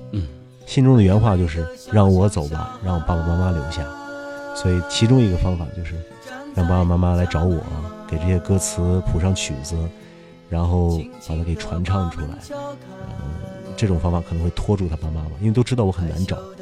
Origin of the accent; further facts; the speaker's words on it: China; 我们中国人